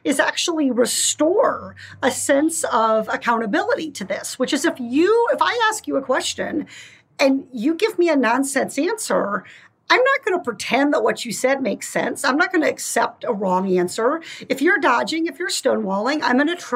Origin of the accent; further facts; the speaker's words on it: Iowa, United States; growing up in Iowa in the 1980s during Farm Aid and the tractor motorcades and watching the farming community where I grew up really struggle economically